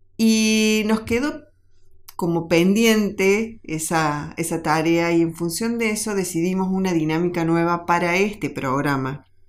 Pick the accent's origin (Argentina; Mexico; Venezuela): Argentina; como argentinos